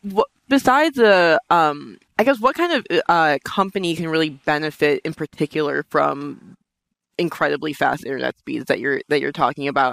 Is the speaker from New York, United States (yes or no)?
yes; New York, United States; I'm from Brooklyn